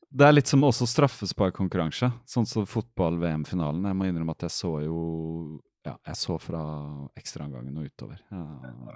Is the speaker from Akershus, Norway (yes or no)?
no; Fredrikstad, Østfold, Norway; moved away; Jeg er fra Fredrikstad